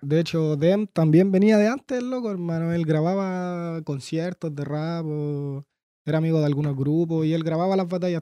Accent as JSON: {"language": "Spanish", "town": "Santiago", "region": "Santiago Metropolitan Region", "country": "Chile", "tie": "born or raised there", "also_born_or_lived": "Coquimbo, Chile", "said": "nací en Coquimbo, pero estuve tres, cuatro años nomás y en Peñalolén toda la vida"}